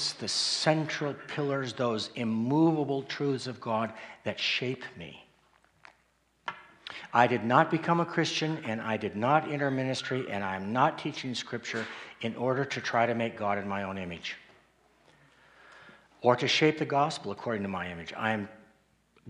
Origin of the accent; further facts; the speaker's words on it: Colorado Springs, Colorado, United States; I grew up in Colorado Springs